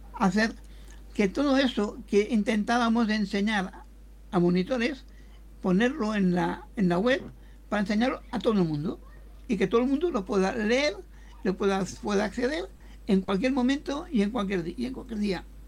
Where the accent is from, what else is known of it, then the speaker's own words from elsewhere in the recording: Catalonia, Spain; somos de Cataluña, los dos